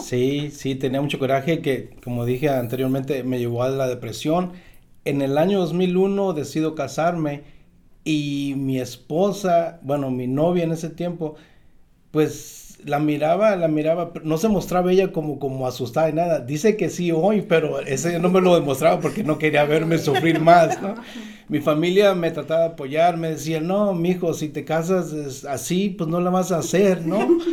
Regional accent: Tecuala, Nayarit, Mexico; now in Southern California, United States; soy de una ciudad, se llama Tecual, Nayarit, México

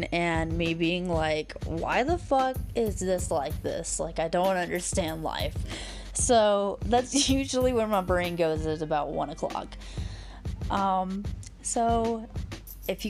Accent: Alabama, United States; now in Colorado, United States; I'm from Alabama, and I have moved to Colorado with my boyfriend

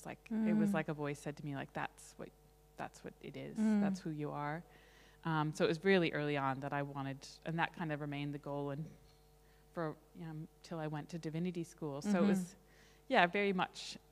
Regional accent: Somerset, Massachusetts, United States; also born or lived in Fall River, Massachusetts; I was born in Fall River, Massachusetts. It's a small city across from Somerset where I lived and about an hour south of Boston. So very much a New England girl

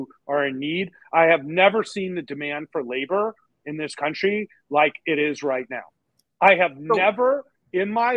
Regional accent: United States; I'm an American

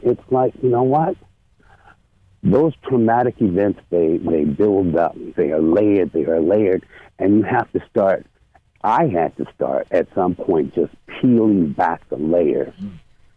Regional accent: Los Angeles, California, United States; moved away as an adult; now in Sacramento, United States; I'm from Los Angeles. And in Los Angeles, I had to be on guard on the daily

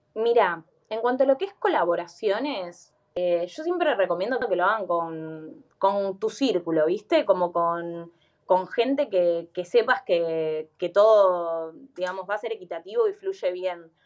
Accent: Buenos Aires, Argentina; Yo soy de Capital Federal

